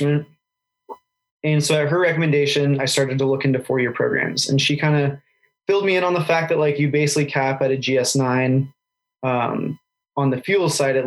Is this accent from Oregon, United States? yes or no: yes; Ashland, Oregon, United States; moved away as an adult; now in Moscow, United States; I grew up in Southern Oregon in a little place called Ashland